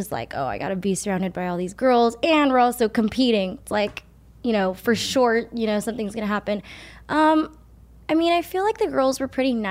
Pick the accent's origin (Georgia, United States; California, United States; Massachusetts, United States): California, United States; Monterey Park; I was born here in Monterey Park in California, America